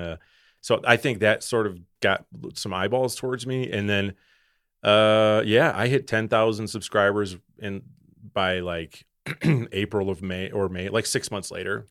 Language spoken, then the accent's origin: English; Wisconsin, United States; I'm, I'm from Wisconsin.